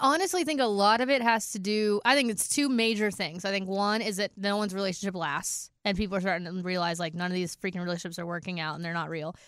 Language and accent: English; California, United States; now in Nashville, United States; I'm from California